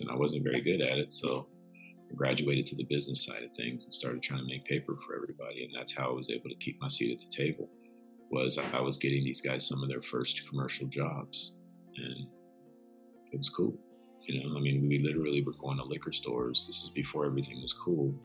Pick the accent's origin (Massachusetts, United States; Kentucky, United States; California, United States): Kentucky, United States; Louisville; I'm from Louisville, Kentucky. So I grew up in a small town